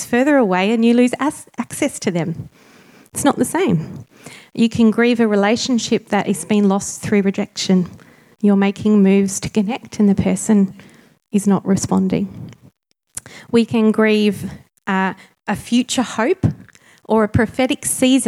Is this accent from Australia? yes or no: yes; Tasmania, Australia; moved away; also born or lived in Sydney; I'm Tasmanian born, but I moved back about 4 years ago